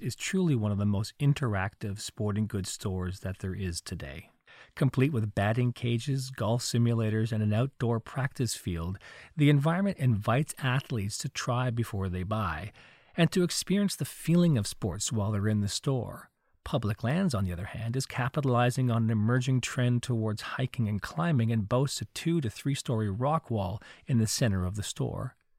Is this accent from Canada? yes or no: yes; Montreal, Quebec, Canada; I grew up in Montreal during the reign of the Montreal Canadiens hockey team